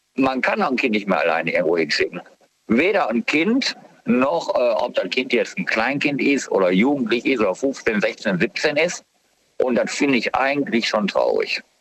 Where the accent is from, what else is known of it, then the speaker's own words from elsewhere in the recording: Germany; bei uns in Deutschland